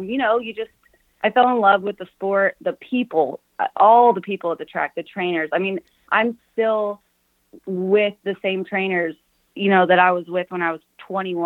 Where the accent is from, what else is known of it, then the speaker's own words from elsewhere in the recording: Anderson, Indiana, United States; I grew up in Anderson, Indiana.